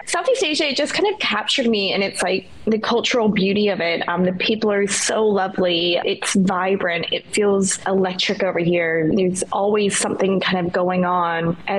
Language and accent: English; New Zealand; also born or lived in Australia / United States; now in Bangkok, Thailand; So I am originally from New Zealand. I've bounced around quite a few countries to call them my home. I've lived in Australia and the United States, and now I live in Bangkok, Thailand.